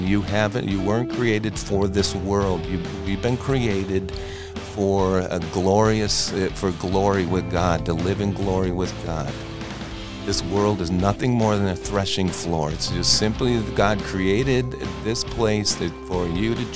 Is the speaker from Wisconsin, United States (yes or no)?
yes; Wisconsin, United States; I was born and raised in Wisconsin